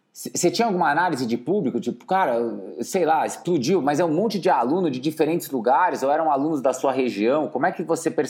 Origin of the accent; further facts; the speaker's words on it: Petrolina, Pernambuco, Brazil; sou de Petrolina, no sertão aqui de Pernambuco.